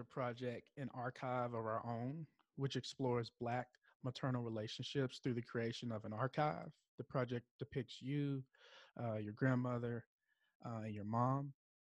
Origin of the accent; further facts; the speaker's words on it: United States; moved away as an adult; also born or lived in Arkansas / Tennessee / Ohio / New York; I grew up in Arkansas and Tennessee. And then after undergrad, I moved to Ohio, New York, New Jersey, and then New York again. And then now I'm back in Arkansas.